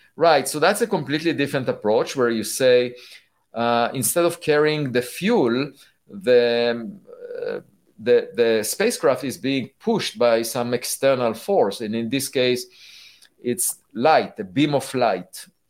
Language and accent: English; Israel; I was born in Israel